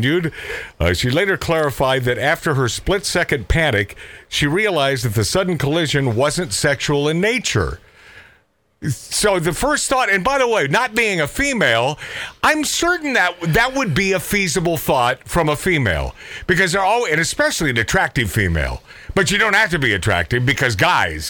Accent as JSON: {"language": "English", "town": "Portland", "region": "Oregon", "country": "United States", "tie": "born or raised there", "said": "my home state of Portland, Oregon"}